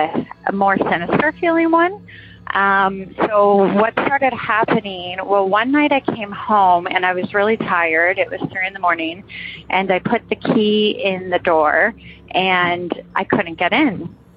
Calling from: Toronto, Ontario, Canada; I'm calling from Toronto.

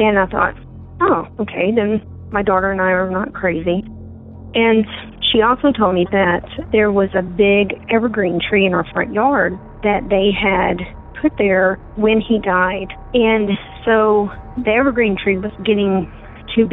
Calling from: Colorado, United States; from Colorado.

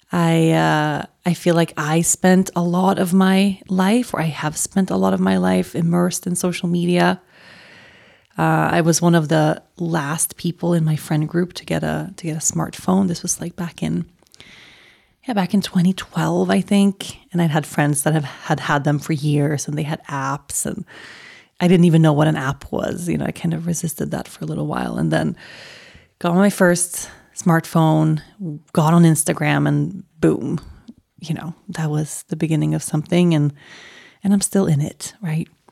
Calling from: Colorado, United States; I'm calling in from Colorado

